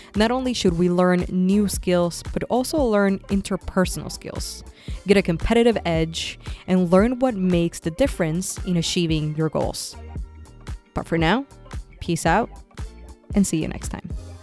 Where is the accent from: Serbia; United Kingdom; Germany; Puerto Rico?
Puerto Rico; moved away as an adult; also born or lived in San Francisco; I was born and raised in Puerto Rico